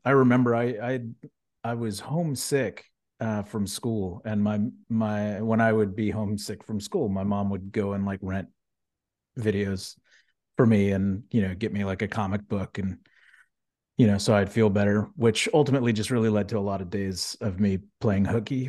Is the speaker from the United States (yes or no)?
yes; Houston, Texas, United States; growing up in Houston, having family that worked at NASA